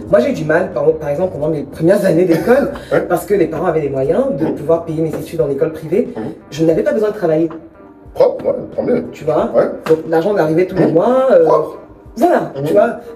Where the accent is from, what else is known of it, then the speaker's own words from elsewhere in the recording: Cameroon; accent: Cameroonian; now in France; Et mon accent, mhm. du camère, mhm. c'est